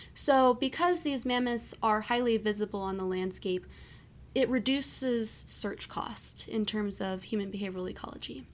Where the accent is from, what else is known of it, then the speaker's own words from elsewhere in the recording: East Coast, United States; moved away; also born or lived in Maryland; I'm from the East Coast